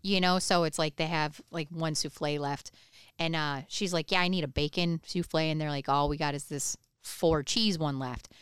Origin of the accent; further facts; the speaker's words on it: Michigan, United States; now in Ohio, United States; I grew up in Michigan